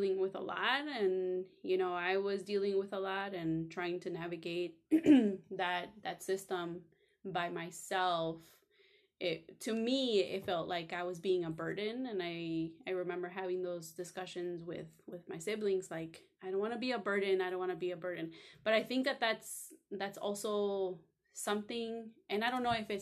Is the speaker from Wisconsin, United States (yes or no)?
no; Cicero, Illinois, United States; I grew up in Cicero, Illinois